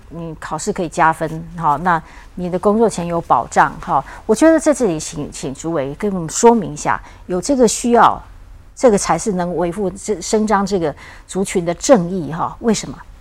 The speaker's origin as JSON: {"language": "Chinese", "country": "Taiwan", "said": "我们台湾也也会很有兴趣哦"}